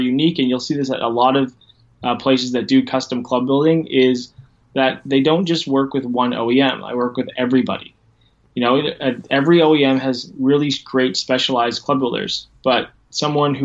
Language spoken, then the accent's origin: English; Ontario, Canada; now in Port Dover, Canada; I'm located in Canada. I'm just a couple hours west of Toronto, in a little town called Port Dover